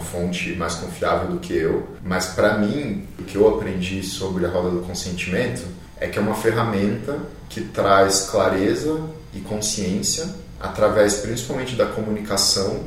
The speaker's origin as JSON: {"language": "Portuguese", "country": "Brazil", "said": "a primeira reação que eu tive como brasileiro, como essa coisa que eu cresci sendo essa coisa meio latina"}